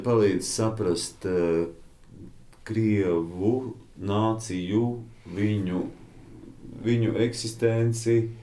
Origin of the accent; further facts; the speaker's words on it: Latvia; mēs esam latvieši